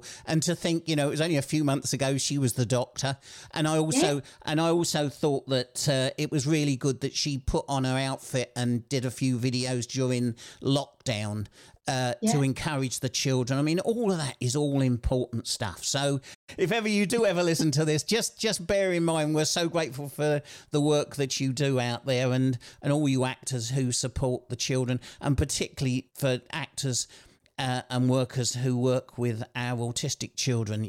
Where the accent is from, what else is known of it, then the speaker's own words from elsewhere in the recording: Kent, South East England, United Kingdom; moved away as an adult; also born or lived in Sheffield; I'm a Kent boy. Everybody thinks I'm from South London, but I'm not. I'm from Kent.